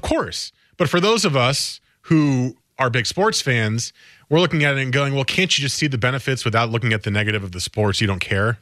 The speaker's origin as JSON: {"language": "English", "region": "New Jersey", "country": "United States", "tie": "born or raised there", "moved": "yes", "lives_now": "Portland, United States", "said": "I grew up in North Jersey"}